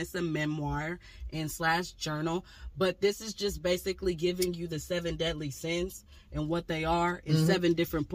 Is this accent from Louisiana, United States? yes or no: no; Portland, Oregon, United States; also born or lived in Texas / Mississippi; I'm from Portland, Oregon